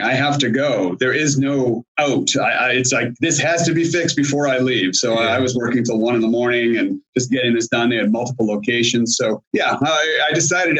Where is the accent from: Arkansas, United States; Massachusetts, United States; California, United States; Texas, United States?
Massachusetts, United States; Boston; moved away as an adult; also born or lived in Washington, DC area; now in Springfield, Virginia, United States; I grew up in the Boston area, went to school in the Boston area